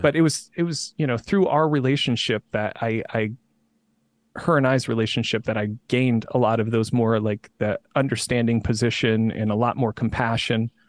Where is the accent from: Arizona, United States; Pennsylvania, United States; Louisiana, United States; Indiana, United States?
Indiana, United States; moved away; I'm from Indiana originally